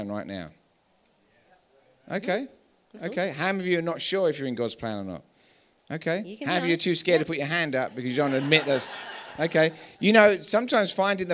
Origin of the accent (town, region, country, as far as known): England, United Kingdom; moved away as an adult; now in Colorado, United States